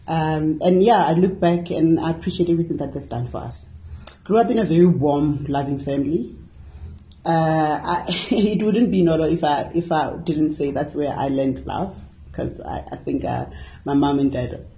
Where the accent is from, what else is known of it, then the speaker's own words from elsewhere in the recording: Hammanskraal, Gauteng, South Africa; Born and bred in Hammarskraal